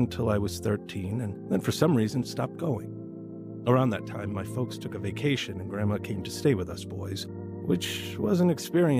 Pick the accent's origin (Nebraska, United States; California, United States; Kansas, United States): Nebraska, United States; Kearney; My two brothers and I grew up in Kearney, Nebraska.